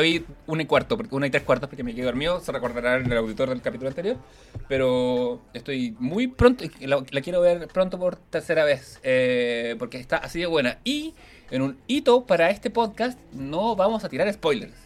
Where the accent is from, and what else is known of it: Ñuñoa, Santiago Metropolitan Region, Chile; also born or lived in Providencia